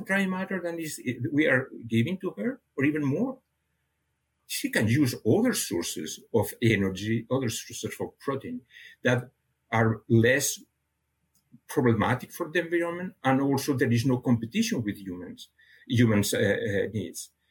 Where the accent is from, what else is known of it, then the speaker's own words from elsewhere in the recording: near Barcelona, Catalonia, Spain; first language Catalan; English is a second language; moved away as an adult; now in Canada; I was born in a, uh, uh, near Barcelona, so my my I have a, a mother tongue and a father tongue. My my, my mother tongue was was Catalan, and my father tongue was Spanish.